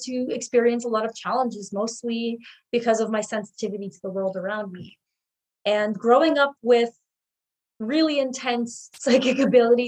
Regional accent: Hamilton, Ontario, Canada; I grew up in Hamilton, which is really close to Toronto

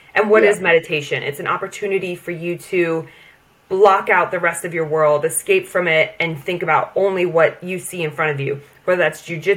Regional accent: United States; moved away as an adult; now in United Kingdom; growing up in the States

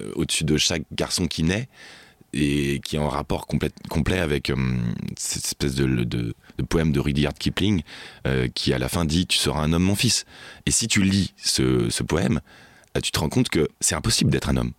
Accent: Neuilly-Plaisance, Île-de-France, France; also born or lived in Pantin / Aubervilliers; J'ai grandi dans le 93

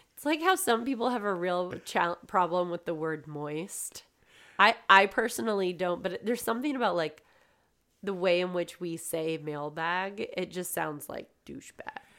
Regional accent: California, United States; moved away; I was from California

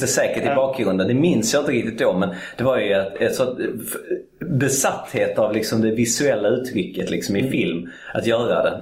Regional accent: Malmö, Skåne, Sweden; Jag är född i Malmö

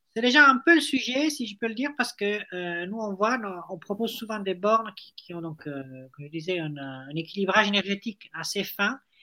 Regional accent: Italy; accent: Italian; French is a second language; moved away as an adult; now in France; Moi, je suis italien

